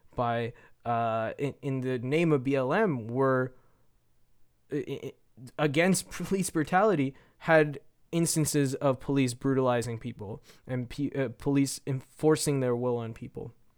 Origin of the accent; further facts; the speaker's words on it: Canada; I'm Canadian